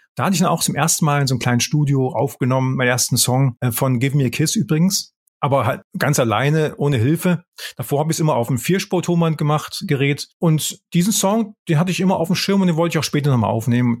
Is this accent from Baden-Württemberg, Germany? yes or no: yes; Böblingen, Baden-Württemberg, Germany; moved away as an adult; also born or lived in Tübingen / Konstanz / Heidelberg / United States; now in Wiesbaden, Germany; aufgewachsen bin ich in Böblingen. Da bin ich geboren, da bin ich aufgewachsen.